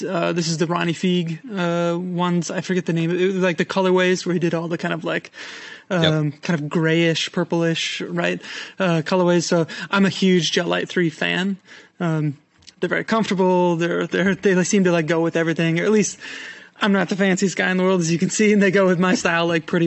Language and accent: English; Madison, Wisconsin, United States; moved away; I'm from Madison, as you know, Wisconsin